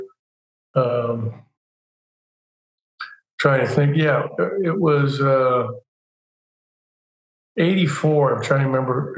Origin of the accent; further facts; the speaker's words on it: Santa Barbara, California, United States; also born or lived in Oregon; I was here a total of 12 years at UCSB in my hometown.